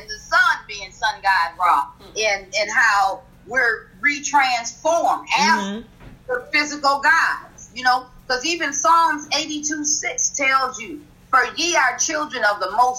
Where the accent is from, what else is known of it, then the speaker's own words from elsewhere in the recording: Milwaukee, Wisconsin, United States; I'm from Milwaukee, Wisconsin